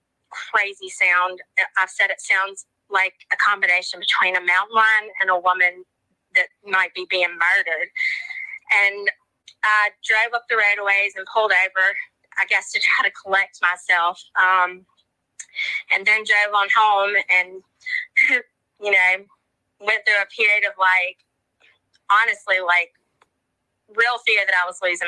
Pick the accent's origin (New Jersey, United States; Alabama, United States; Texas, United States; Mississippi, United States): Mississippi, United States; just a regular Southern girl. I was born and raised in Mississippi.